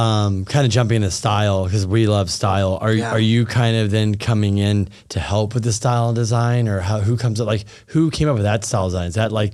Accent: Thousand Oaks, California, United States; I grew up in Westlake Thousand Oaks.

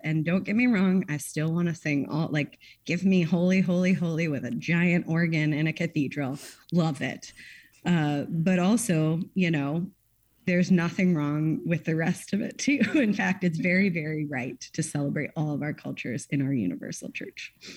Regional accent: United States; as an American

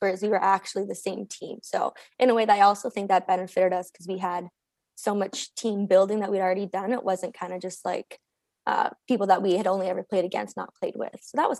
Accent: Sudbury, Ontario, Canada; like we're from Sudbury, like we're from Northern Ontario. Like that's what like we live for.

